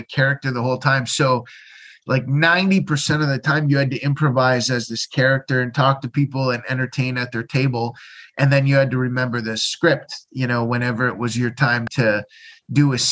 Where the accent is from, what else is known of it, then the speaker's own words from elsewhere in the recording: London, Ontario, Canada; moved away as an adult; now in Halifax, Canada; London, Ontario, Canada